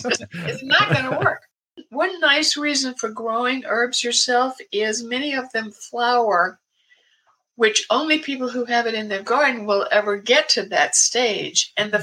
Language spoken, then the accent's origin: English; American South, United States; now in Portland, United States; I was born and raised in the American South